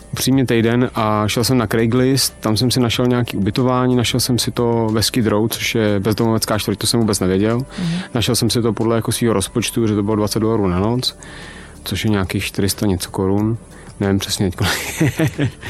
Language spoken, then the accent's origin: Czech; Czechia; u nás v Čechách žijeme v neuvěřitelně demotivujícím